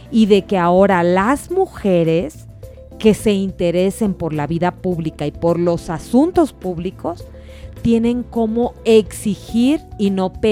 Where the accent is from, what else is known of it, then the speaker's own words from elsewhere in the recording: Sinaloa, Mexico; now in Mexico City, Mexico; Adriana, que me conoce como buena sinaloense, pues esa frase es la aplicable en este caso.